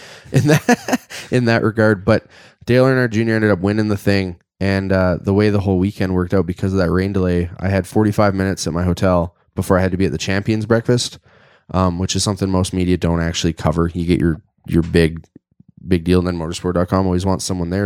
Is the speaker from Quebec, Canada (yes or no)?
no; Airdrie, Alberta, Canada; I'm as born and raised in Airdrie as you can be